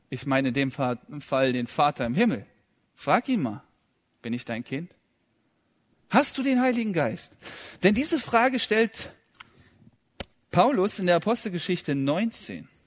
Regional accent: Kazakhstan; born there; Ja, ich bin ja in Kasachstan geboren und das war im Februar, am 18. und da lag viel Schnee

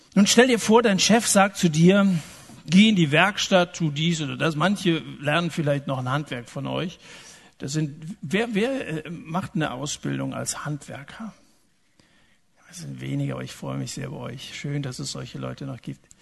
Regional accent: Germany; so sind wir Deutschen

